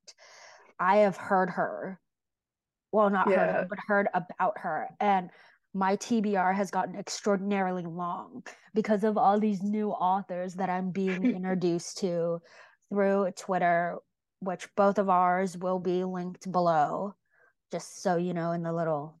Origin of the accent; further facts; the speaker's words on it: United States; as an American